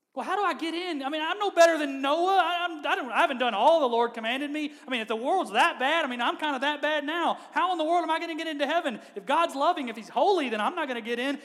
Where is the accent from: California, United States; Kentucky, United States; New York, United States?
Kentucky, United States; i am from Kentucky